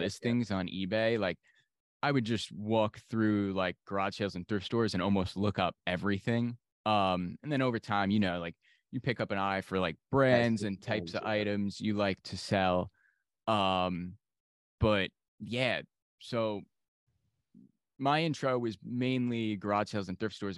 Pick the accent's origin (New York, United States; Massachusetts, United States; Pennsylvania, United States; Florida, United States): New York, United States; I'm from New York.